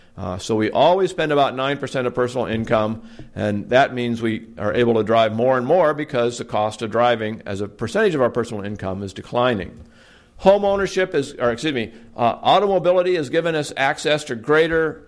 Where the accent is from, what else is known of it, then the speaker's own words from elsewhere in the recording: Portland, Oregon, United States; back in 1970 when I was growing up in my hometown of Portland, Oregon